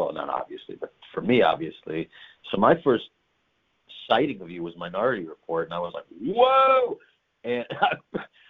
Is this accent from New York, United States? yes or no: yes; New York, United States; now in United Kingdom; I'm a New Yorker.